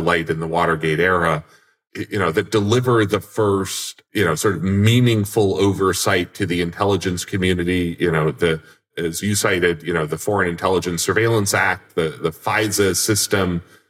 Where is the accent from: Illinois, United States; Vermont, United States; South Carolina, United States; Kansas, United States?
Vermont, United States; my senator, my home state senator, Patrick Leahy